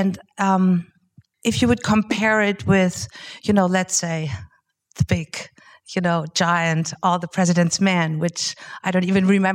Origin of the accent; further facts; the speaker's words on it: Germany; I'm from Germany.